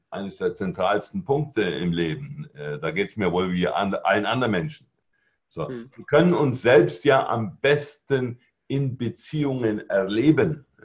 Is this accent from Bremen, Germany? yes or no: no; Bavaria, Germany; weil ich bin auch auf dem Land aufgewachsen, im, im Allgäu. Also ah Dünger und Kuhfladen sind mir also nicht fremd.